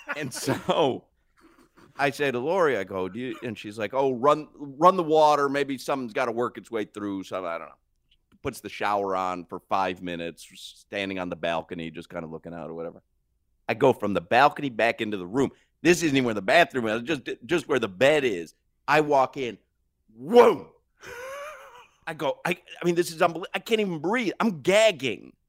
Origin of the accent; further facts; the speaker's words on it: Miami, Florida, United States; when you tell them Florida or Miami